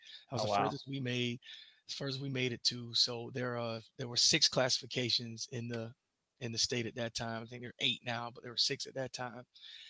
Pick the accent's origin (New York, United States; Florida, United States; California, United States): Florida, United States; Jacksonville; moved away as an adult; also born or lived in Oregon / Washington; So I'm from Jacksonville, Florida, home of the Jaguars, you know, so I grew up yelling Duval.